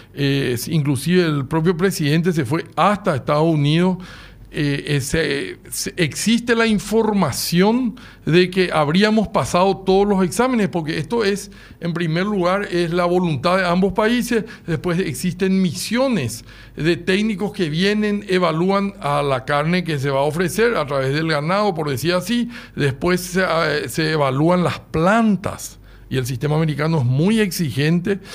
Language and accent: Spanish; Paraguay